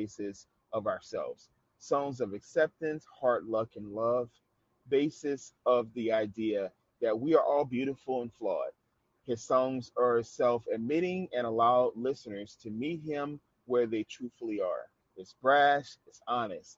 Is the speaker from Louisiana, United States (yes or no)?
yes; New Orleans, Louisiana, United States; when I lived in New Orleans, because that's my home town